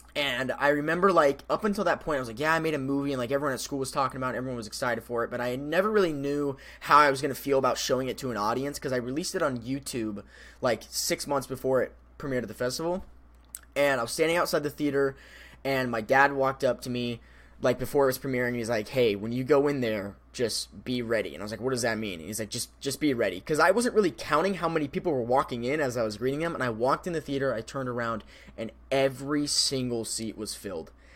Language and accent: English; Colorado River, Arizona, United States; now in Phoenix, United States; I used to live on the Colorado River in Arizona.